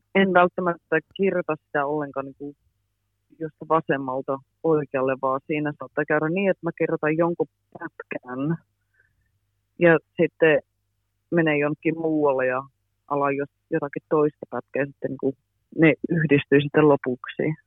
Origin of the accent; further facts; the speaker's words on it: near Boston, Massachusetts, United States; moved away as an adult; also born or lived in Pälkäne, Finland / Helsinki area, Finland; now in London, United Kingdom; Mä oon lähinnä asunut tuolla Bostonin lähellä, mutta mä oon myös asunut tuolla Pälkäneellä, Tampereen lähellä